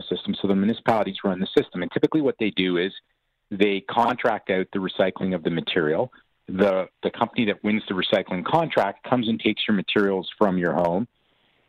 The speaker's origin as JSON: {"language": "English", "country": "Canada", "said": "as Canadian citizens"}